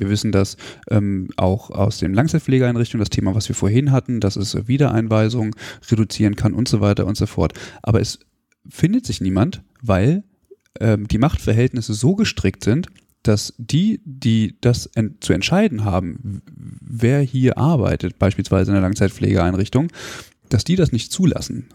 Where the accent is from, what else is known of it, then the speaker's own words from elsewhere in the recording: Hanover, Lower Saxony, Germany; moved away; ich komme ursprünglich aus Hannover